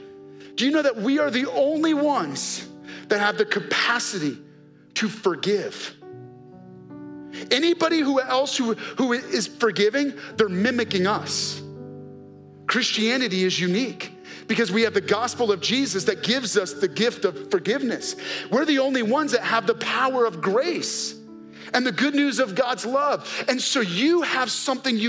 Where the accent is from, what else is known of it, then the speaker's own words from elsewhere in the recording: New York, United States; because we're from New York, we have four locks on our door.